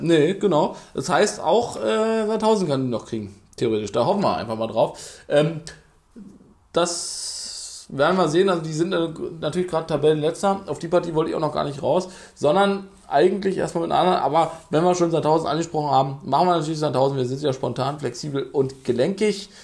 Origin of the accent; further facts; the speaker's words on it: Berlin, Germany; bei uns in Berlin